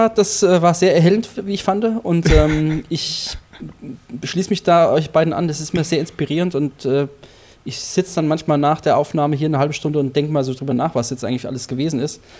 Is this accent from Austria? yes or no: no; Vogelsberg, Hesse, Germany; moved away; Ich komme aus dem Vogelsberg